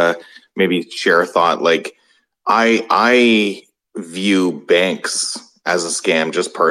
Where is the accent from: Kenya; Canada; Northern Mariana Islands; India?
Canada; as a Canadian who was watching, you know, all that was going on with the Freedom Convoy